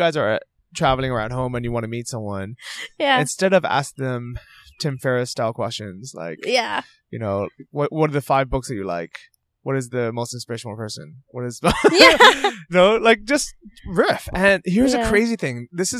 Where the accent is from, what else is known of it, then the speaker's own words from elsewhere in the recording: San Francisco, California, United States; Yeah, I like it, and actually, I feel kind of the same way, because I grew up in San Francisco.